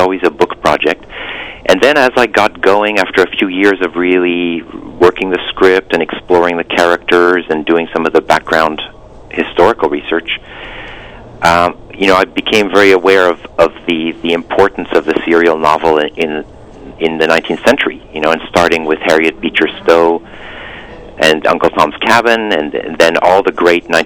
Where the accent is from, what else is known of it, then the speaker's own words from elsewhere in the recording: France; moved away as an adult; also born or lived in Michigan, United States / Providence, United States / Boston, United States; now in Hudson Valley, United States; I was born in the States, in Michigan, but then I moved when I was about 3 months old to France, where I grew up.